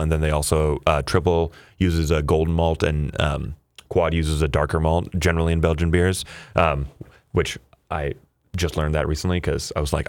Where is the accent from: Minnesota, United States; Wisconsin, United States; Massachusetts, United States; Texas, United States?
Minnesota, United States; Sleepy Eye; So I grew up in Sleepy Eye, Minnesota